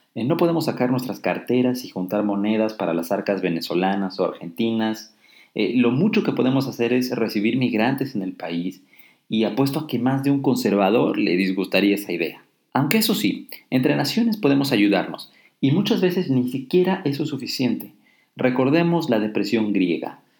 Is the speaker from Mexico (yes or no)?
yes; Mexico; soy un ciudadano mexicano